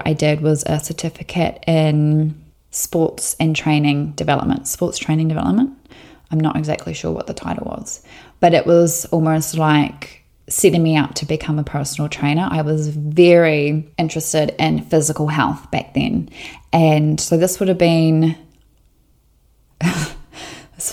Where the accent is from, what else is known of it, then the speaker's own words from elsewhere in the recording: Southland, New Zealand; I was born and raised in Southland, New Zealand, and I grew up on a sheep and beef farm about 20 minutes north of Invercargill